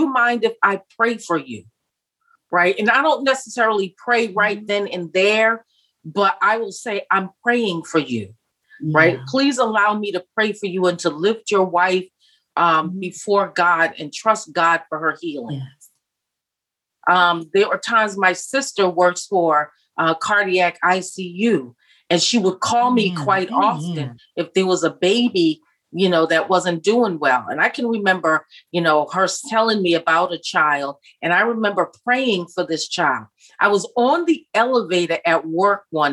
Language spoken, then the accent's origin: English; United States; moved away as an adult; I'm an American in a foreign country